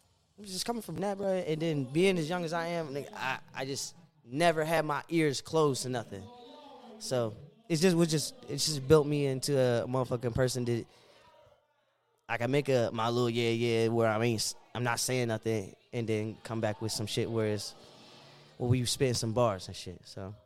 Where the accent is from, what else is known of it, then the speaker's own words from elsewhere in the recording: Fairfax, Virginia, United States; also born or lived in Woodbridge / Fredericksburg / Stafford / Burke; Well, bro, I'm from Fairfax. Because that's where I live, like, long enough to actually make friends and shit.